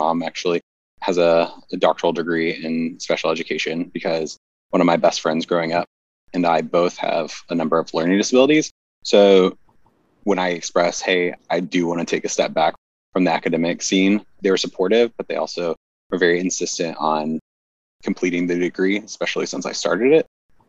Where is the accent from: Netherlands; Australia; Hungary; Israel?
Hungary; Budapest; I grew up in Budapest, Hungary, and I lived there from the time I was 5 until I went to college.